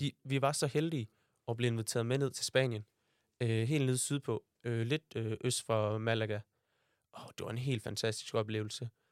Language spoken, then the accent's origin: Danish; Aarhus, Central Denmark Region, Denmark; jeg er født her i Aarhus, nærmere sagt Tilst, øh, med min mor og far og min storebror